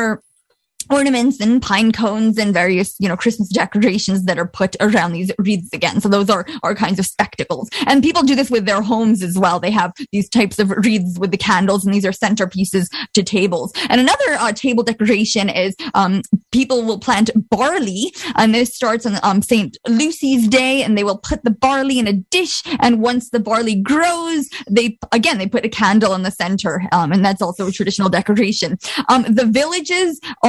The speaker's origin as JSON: {"language": "English", "country": "Bosnia & Herzegovina", "moved": "yes", "said": "I'm from Bosnia, but ethnically I'm Croat."}